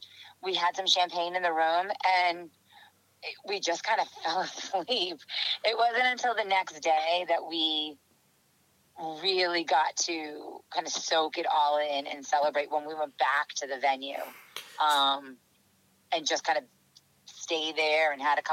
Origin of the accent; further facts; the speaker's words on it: New England, United States; and I don't like the cold, and I am from New England and I hate the cold.